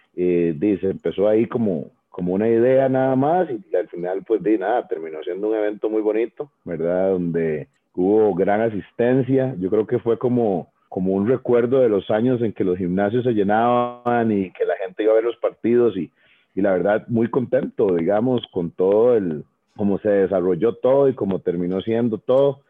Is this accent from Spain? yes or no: no; Tres Ríos, Cartago, Costa Rica; moved away as an adult; also born or lived in Puebla, Mexico / Nebraska, United States / Miami, United States / Guanacaste; yo soy oriundo de Tres Ríos